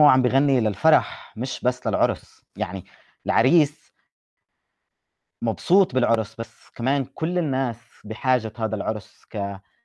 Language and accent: Arabic; Palestine